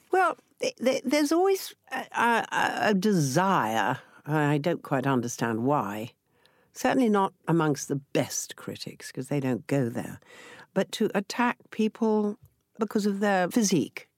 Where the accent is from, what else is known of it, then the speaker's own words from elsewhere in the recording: Yorkshire and the Humber, United Kingdom; accent: Yorkshire; I came from Yorkshire, so he gave me an opportunity to do my Yorkshire accent